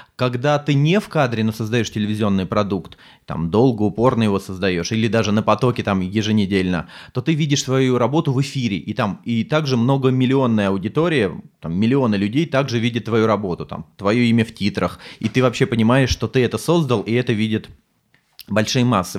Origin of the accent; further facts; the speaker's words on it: Sergiyev Posad, Moscow Oblast, Russia; я сам из Сергиева Посада из Подмосковья